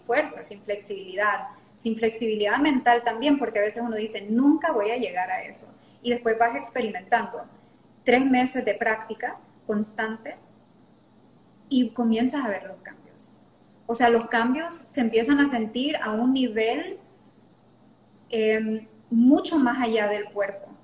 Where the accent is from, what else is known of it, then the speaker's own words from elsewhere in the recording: La Lima, Cortés, Honduras; accent: Honduran; moved away as an adult; also born or lived in Panama / Mexico / New Orleans; now in Roatán, Honduras; nací en Panamá, pero me crié la mayor parte de mi vida en La Lima.